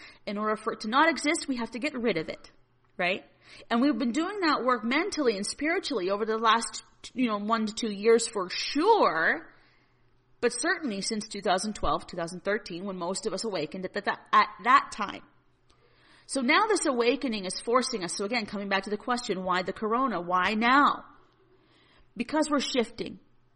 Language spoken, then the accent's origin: English; Northern Alberta, Canada; I'm from Northern Alberta and we're heavily reliant in Alberta on our industries